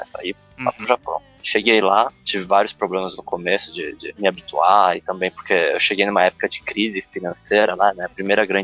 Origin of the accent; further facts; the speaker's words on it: Brazil; parte das pessoas não reparava nem que eu era brasileiro, né?